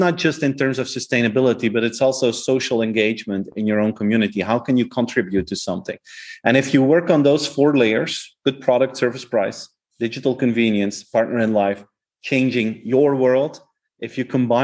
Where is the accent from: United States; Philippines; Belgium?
Belgium; Flanders; first language Flemish; English is a second language; the Flemish version, like my native language